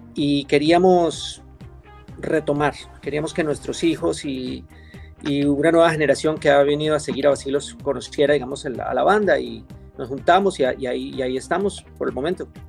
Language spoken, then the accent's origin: Spanish; Quito, Pichincha, Ecuador; moved away as an adult; also born or lived in Colombia / Europe / United States; now in Miami, United States; soy colombiano, crecí en Ecuador